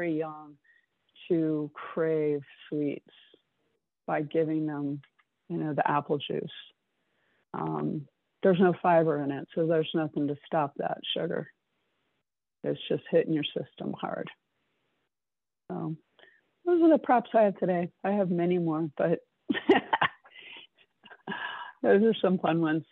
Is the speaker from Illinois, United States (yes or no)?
no; South Florida, United States; moved away; I grew up in South Florida.